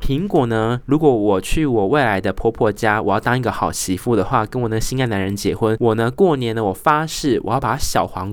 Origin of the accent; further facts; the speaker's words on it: Tainan, Taiwan; also born or lived in Australia; now in Taoyuan, Taiwan; 回去我的家乡，台南市呢